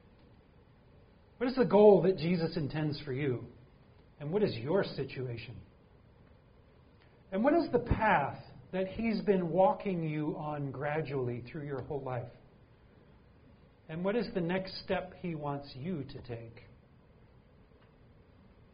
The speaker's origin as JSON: {"language": "English", "town": "Green Bay", "region": "Wisconsin", "country": "United States", "tie": "born or raised there", "also_born_or_lived": "Michigan", "moved": "yes", "lives_now": "St. Louis, United States", "said": "I know we don't get a lot of snow here in St. Louis, but I grew up in Green Bay."}